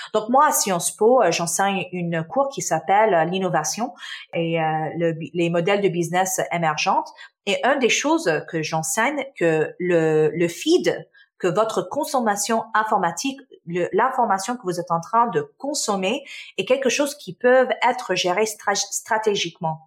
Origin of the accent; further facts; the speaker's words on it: Canada; also born or lived in Damascus, Syria; Je suis euh, née en Syrie, en Damas, donc je suis syrienne. Ma famille, euh, on a déménagé au Canada euh, quand j'avais six ans, dans les années euh, quatre, dans les 1990. et oui, j'ai passé mon enfance donc au Canada